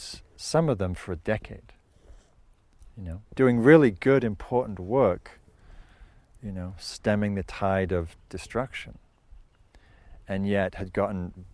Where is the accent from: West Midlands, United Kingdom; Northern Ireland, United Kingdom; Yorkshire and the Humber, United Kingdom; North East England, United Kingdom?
North East England, United Kingdom; Northumberland; moved away; some of the moorlands in Scotland where I grew up in Northumberland